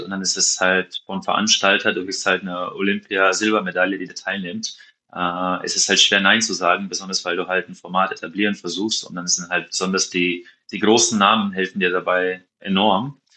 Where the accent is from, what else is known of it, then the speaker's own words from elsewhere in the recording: Maribor, Drava, Slovenia; German is a second language; moved away as an adult; also born or lived in Hawaii / Sweden / France / Witten; da ich ja hier aufgewachsen bin in Maribor